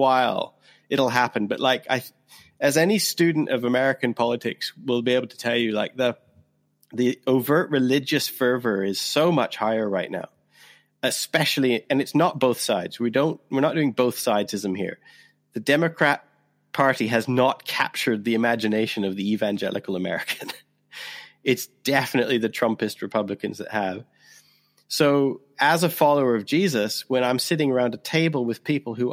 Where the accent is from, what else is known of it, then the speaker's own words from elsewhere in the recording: Canada; now in United Kingdom; you and I are both Canadian. I'm a Canadian who lives in Britain.